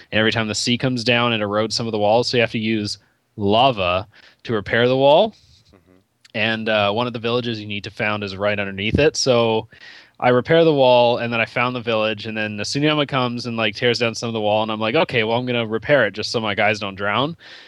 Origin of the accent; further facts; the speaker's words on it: Canada; I am Canadian.